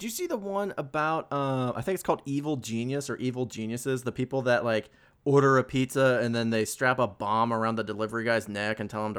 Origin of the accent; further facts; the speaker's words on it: Indiana, United States; I grew up in Indiana.